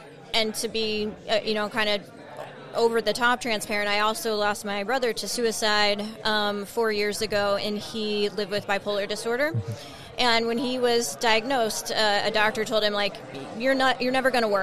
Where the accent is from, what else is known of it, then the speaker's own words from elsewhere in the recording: United States; as American